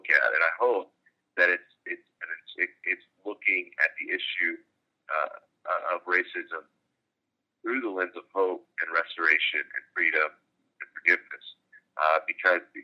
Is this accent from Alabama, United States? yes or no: yes; Birmingham, Alabama, United States; growing up in Birmingham